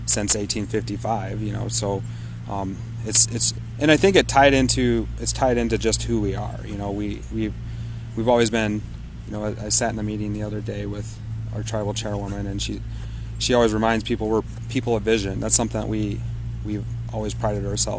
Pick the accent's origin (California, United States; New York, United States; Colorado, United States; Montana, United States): Montana, United States; Flathead Reservation; I grew up on the Platte Reservation. That's where my family is from